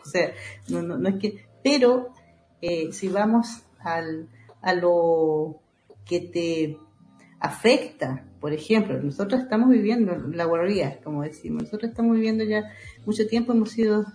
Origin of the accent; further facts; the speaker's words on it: Panguipulli, Los Ríos, Chile; moved away; soy oriunda de, la comunidad Panguilelfun, eso queda en Panguipulli, en la provincia de Valdivia